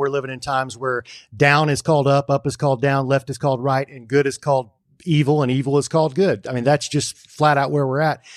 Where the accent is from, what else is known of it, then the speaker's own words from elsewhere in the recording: United States; I'm a Christian, I'm an American, I'm a man, and I'm a patriot.